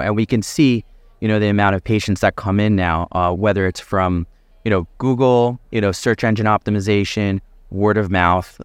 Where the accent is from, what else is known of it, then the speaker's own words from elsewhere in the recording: Philadelphia, Pennsylvania, United States; I grew up in the Philadelphia area, my family's in the Philadelphia area.